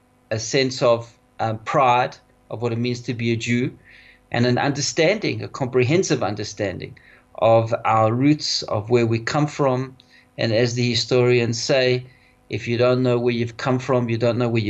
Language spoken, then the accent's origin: English; South Africa; for us Jews in South Africa, primarily, we come from Lita, we come from Lithuania, and that's where our roots are